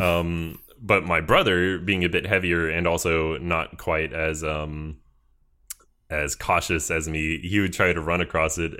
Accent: Georgia, United States; I am from Georgia, which is in the sou-, or southern United States.

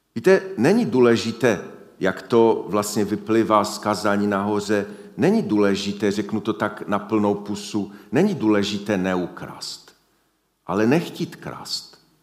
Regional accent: Silesia, Czechia; U nás na Slesku

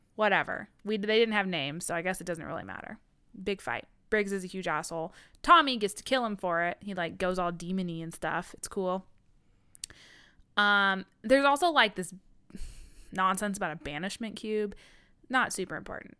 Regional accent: Midwest, United States; I'm from the Midwest

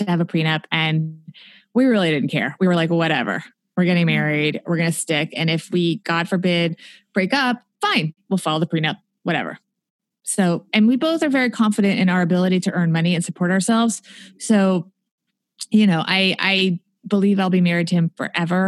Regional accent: New Jersey, United States; also born or lived in New York City; I was born in New York City, but they moved out to New Jersey because they couldn't afford to live in New York City

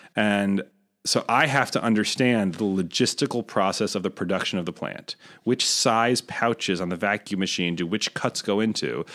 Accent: Rochester, New York, United States; moved away; I grew up in Rochester

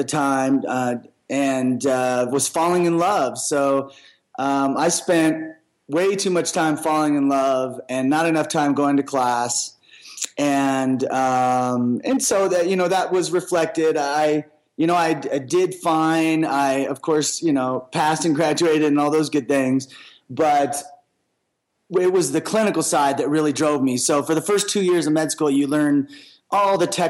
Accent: Seattle, Washington, United States; moved away as an adult; also born or lived in Little Rock, Arkansas; I was born in the South in Little Rock, Arkansas, and spent a few years there. And then we migrated to Seattle when I was 4, and I spent most of my life there

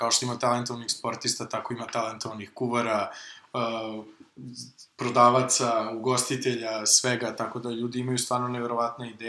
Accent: Serbia

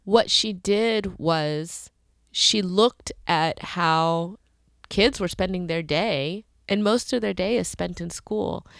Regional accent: North Carolina, United States; North Carolina. Whoop, whoop. That's my home state.

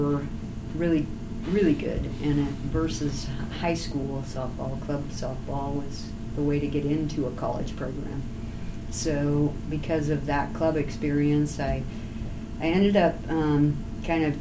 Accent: Orange, California, United States; moved away; also born or lived in Murray, Utah; I was born in Orange, California

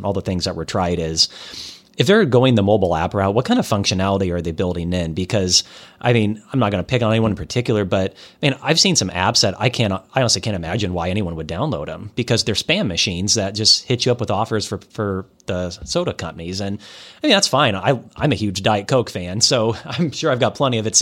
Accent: Iowa, United States; I'm from Iowa

